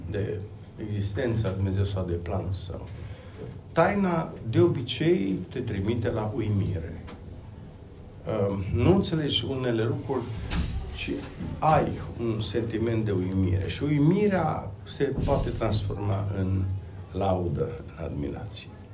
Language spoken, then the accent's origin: Romanian; Romania; Vin din România. Locuiesc uh, lângă Timișoara acum